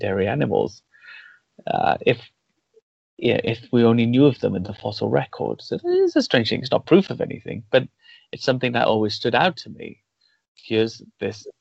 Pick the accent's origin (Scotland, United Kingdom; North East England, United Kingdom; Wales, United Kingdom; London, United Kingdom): Wales, United Kingdom; I grew up in Wales and we have a dragon on our flag